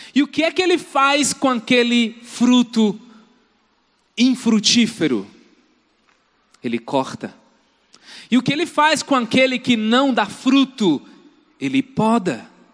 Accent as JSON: {"language": "Portuguese", "country": "Brazil", "said": "muitos de nós somos brasileiros"}